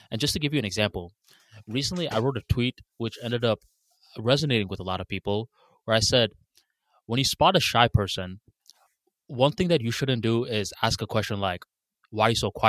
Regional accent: Bangladesh; English is a second language; moved away; I moved from Bangladesh to a new country and I used to get mocked for my accent a lot.

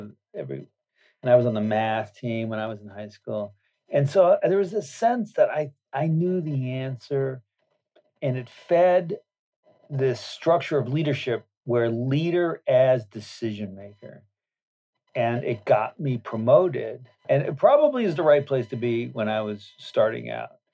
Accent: Berkeley, California, United States; I was born in Berkeley, California a hotbed of radicalisms

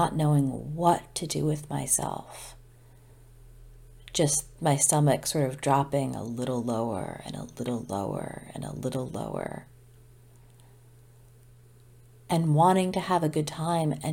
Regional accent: Old Saybrook, Connecticut, United States; moved away as an adult; also born or lived in Boston; very, very close ties to friends at home in Old Saybrook

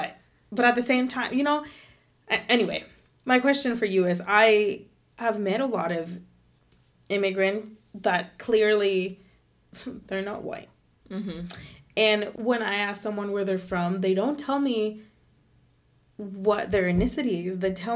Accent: Puerto Rico; I'm from Puerto Rico, oh my God, I'm Puerto Rican too.

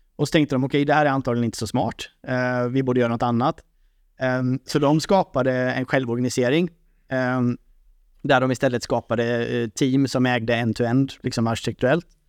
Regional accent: Sweden; Som svensk

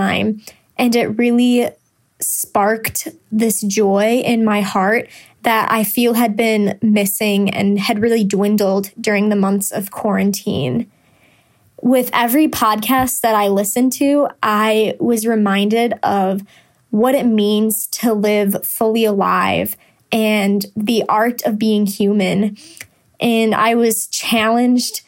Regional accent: Chicago, Illinois, United States; I'm from Chicago, Illinois, and I'm a student at Franciscan University of Steubenville

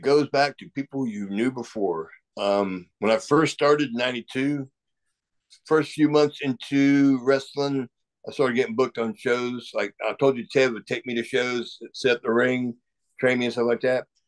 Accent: Savannah, Georgia, United States; my hometown, Savannah, Georgia.

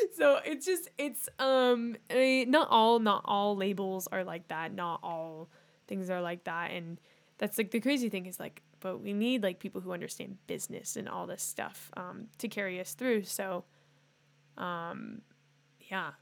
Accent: Northern California, United States; we're from Northern California

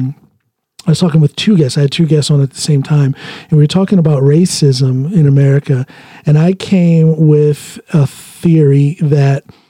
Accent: United States; moved away; I'm an American

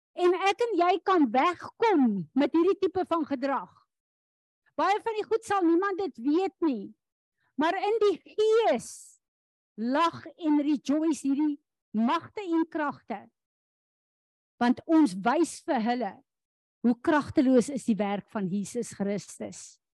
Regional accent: South Africa; as 'n Suid-Afrikaner

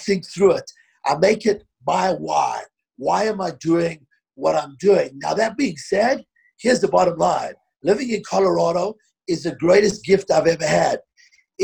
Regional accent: Johannesburg, Gauteng, South Africa; moved away as an adult; also born or lived in London; now in Denver, United States; I grew up in South Africa

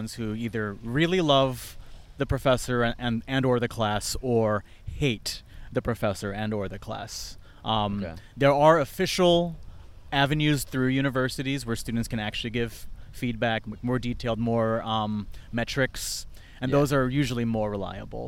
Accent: Chicago, Illinois, United States; moved away as an adult; also born or lived in Boston; I moved 7 years ago from Chicago to Boston to get my PhD at Boston College, and then 2 years at Northeastern, and then Chicago called me home, and now I'm back

